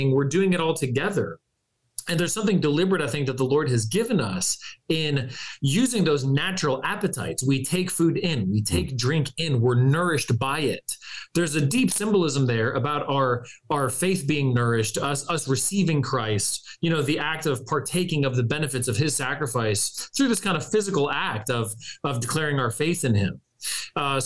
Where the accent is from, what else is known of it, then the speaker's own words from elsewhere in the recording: California, United States; moved away; as a Californian, I have at least some West Coast credibility left in me somewhere